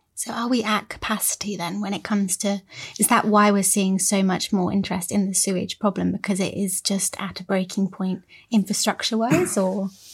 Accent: Cornwall, South West England, United Kingdom; I'm from Cornwall

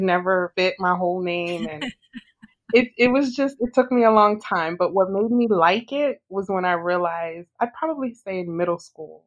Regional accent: United States; my parents are Haitian. They're from Haiti. But like I grew up, you know, I was born in America. I grew up in America

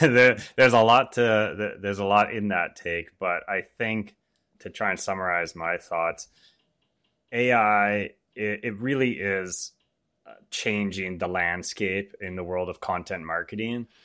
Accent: Canada; I'm born and raised in Canada

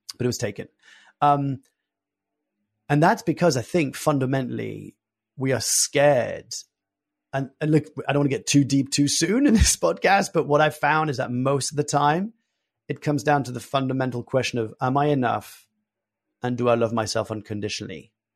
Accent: France; I was born and raised in France

